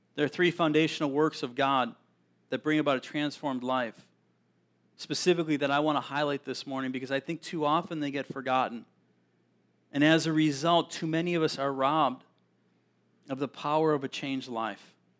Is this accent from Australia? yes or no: no; Milwaukee area, Wisconsin, United States; I grew up in Siniwac